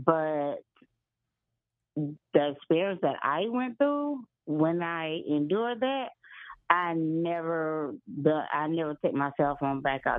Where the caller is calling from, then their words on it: South Carolina, United States; I'm from South Carolina.